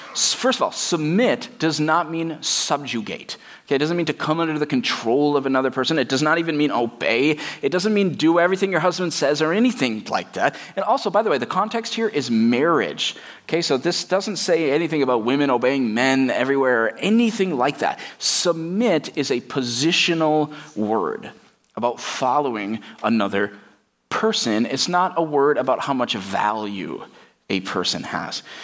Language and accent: English; United States; Even as American Christians